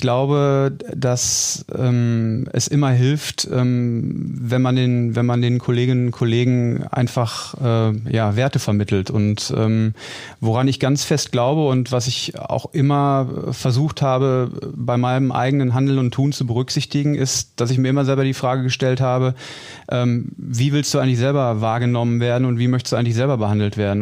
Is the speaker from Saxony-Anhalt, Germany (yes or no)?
no; Dortmund, North Rhine-Westphalia, Germany; ich bin gebürtiger Dortmunder und ähm, insofern werde ich natürlich äh, klar meine meine Heimatstadt vermissen